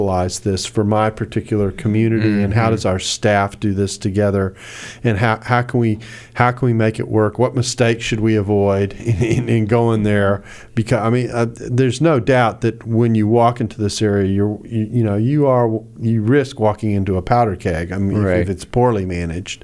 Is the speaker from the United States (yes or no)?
yes; the South, United States; I'm from the South